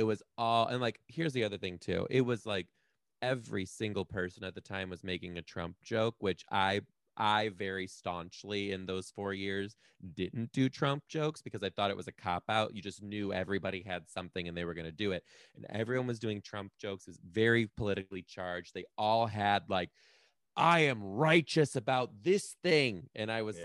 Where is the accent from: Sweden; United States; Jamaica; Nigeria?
United States; Detroit, Michigan; moved away as an adult; also born or lived in Chicago; now in Seattle, United States; I'm from Detroit